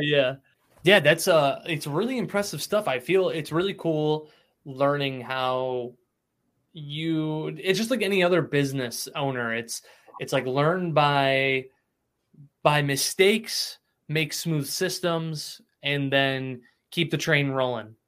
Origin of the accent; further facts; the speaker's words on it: Cicero, New York, United States; I grew up in Cicero, so like Spira's was was prime choice when I was younger